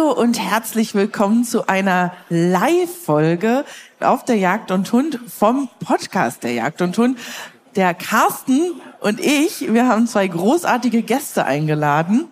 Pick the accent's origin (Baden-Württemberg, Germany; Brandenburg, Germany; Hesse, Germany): Brandenburg, Germany; moved away; Ich komme ja eigentlich ursprünglich aus Brandenburg